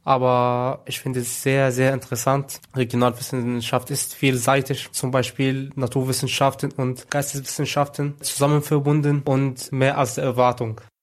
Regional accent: Egypt; moved away as an adult; now in Germany; in Ägypten, wo ich herkomme

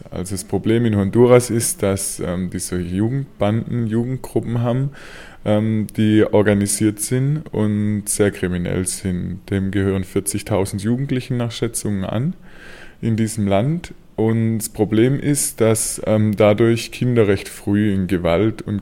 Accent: Germany; Weil also für uns als Deutsche es unmöglich ist, auch in unserem gesellschaftlichen Status und wie wir aussehen

